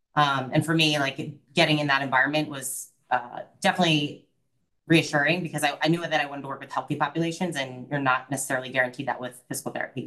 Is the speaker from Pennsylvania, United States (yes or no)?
yes; Philadelphia suburbs, Pennsylvania, United States; moved away as an adult; now in Florida, United States; I'm from the Philadelphia suburbs